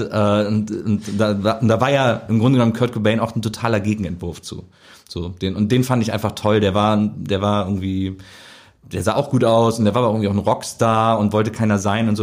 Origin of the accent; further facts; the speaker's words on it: Wesseling, North Rhine-Westphalia, Germany; Ich komme aus Wesseling, das ist so zwischen Köln und Bonn, so ein kleiner Ort